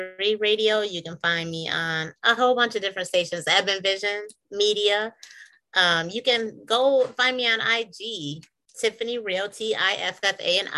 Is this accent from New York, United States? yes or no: yes; New York, United States; I'm from New York